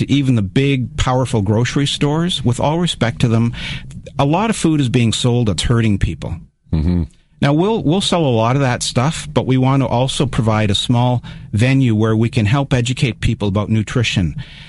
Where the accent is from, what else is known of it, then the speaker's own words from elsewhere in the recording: Kitchener, Ontario, Canada; I come from Kitchener in Ottawa, but I've lived here a long time.